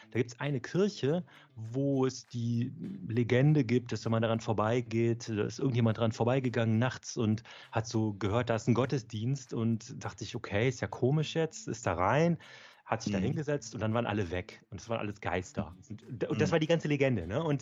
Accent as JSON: {"language": "German", "town": "Erftstadt", "region": "North Rhine-Westphalia", "country": "Germany", "said": "also ich komme aus Erftstadt, das ist so im Speckgürtel von Köln."}